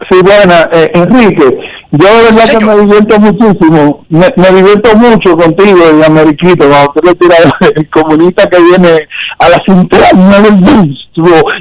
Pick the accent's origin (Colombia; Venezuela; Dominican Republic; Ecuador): Dominican Republic; nosotros como dominicanos siempre queremos que los dominicanos monten el show